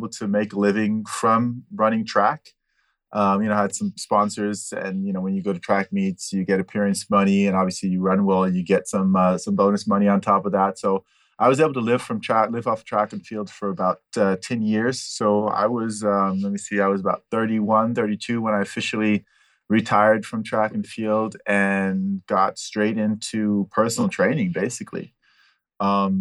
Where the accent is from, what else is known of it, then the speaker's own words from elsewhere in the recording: Switzerland; also born or lived in Pasadena, California, United States / Altadena, California, United States; I've been in Switzerland since 78. Done all my schooling in Switzerland.